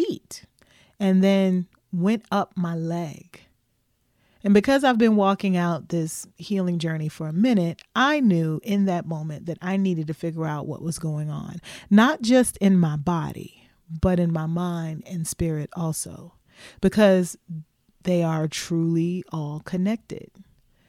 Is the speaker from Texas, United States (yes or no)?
no; Louisville, Kentucky, United States; my hometown of Louisville, Kentucky